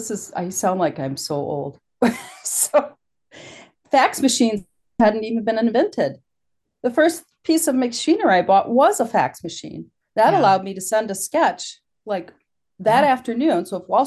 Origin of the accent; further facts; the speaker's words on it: Wisconsin, United States; Plus I was from Wisconsin, which was a novelty. They loved my accent.